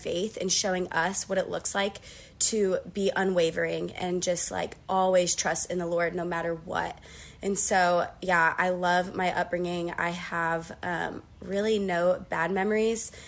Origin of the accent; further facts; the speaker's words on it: Uniontown, Ohio, United States; I'm from a town called Uniontown, and it's really small. Um, so I was born and raised there